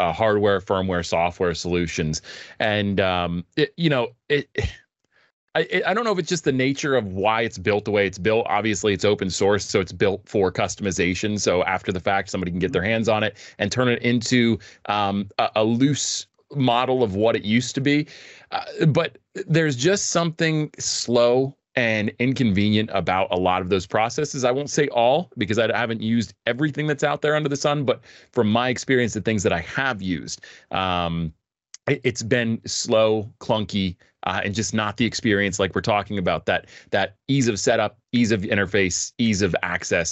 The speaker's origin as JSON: {"language": "English", "country": "United States", "tie": "born or raised there", "said": "I'm an American. I'm very grateful to be here and be a citizen, be born into this country"}